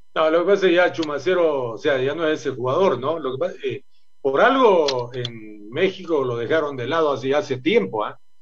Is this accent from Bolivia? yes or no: yes; Santa Cruz de la Sierra, Santa Cruz, Bolivia; nosotros somos de Santa Cruz